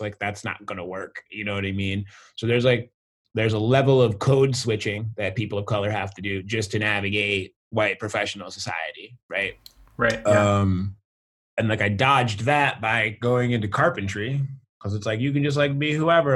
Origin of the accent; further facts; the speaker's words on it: the Berkshires, Massachusetts, United States; also born or lived in St. Louis, Missouri / northwest Connecticut; growing up in the Berkshires, being black